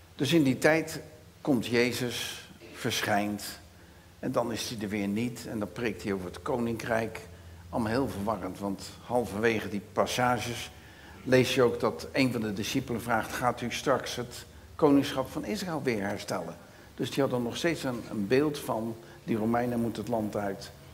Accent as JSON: {"language": "Dutch", "town": "Rotterdam", "region": "South Holland", "country": "Netherlands", "accent": "Rotterdams", "said": "Ik ben een echte Rotterdammer, dus mijn accent is Rotterdams"}